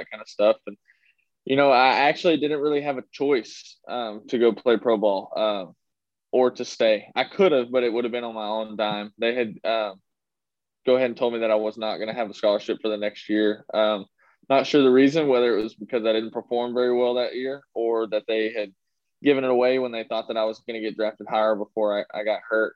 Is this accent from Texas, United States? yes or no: yes; Texas, United States; it's my home state